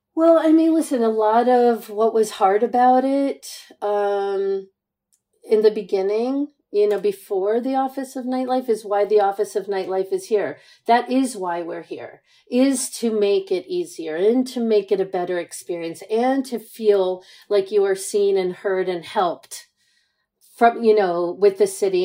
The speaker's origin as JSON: {"language": "English", "town": "New York City", "region": "New York", "country": "United States", "tie": "born or raised there", "said": "I'm born and raised in Manhattan"}